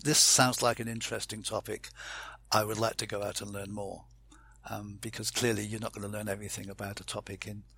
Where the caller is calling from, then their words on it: Fleet, South East England, United Kingdom; I'm saying goodbye from Fleet in the Hampshire countryside.